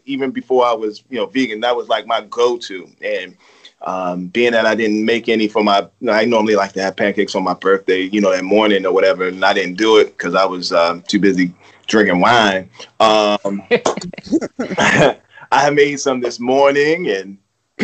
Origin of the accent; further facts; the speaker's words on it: Baltimore, Maryland, United States; I'm from Baltimore